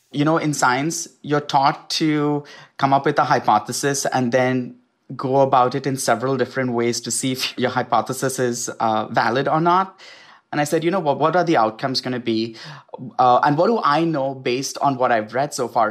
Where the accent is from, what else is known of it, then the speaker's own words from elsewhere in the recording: India; now in United States; certain things that I grew up with in India